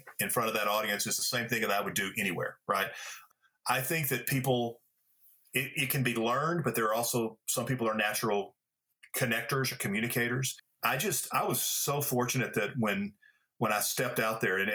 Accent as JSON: {"language": "English", "town": "Pine Bluff", "region": "Arkansas", "country": "United States", "tie": "born or raised there", "said": "I grew up in Pine Bluff, Arkansas"}